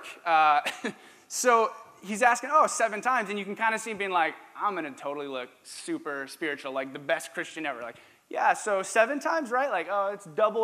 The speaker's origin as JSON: {"language": "English", "region": "Minnesota", "country": "United States", "said": "I'm from Minnesota"}